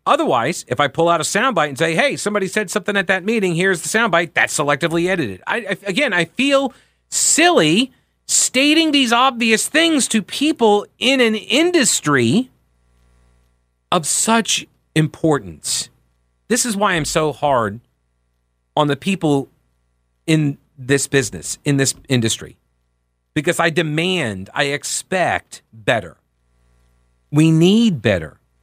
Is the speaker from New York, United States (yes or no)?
yes; New York, United States; moved away as an adult; also born or lived in Rock Hill, South Carolina; I'm from New York originally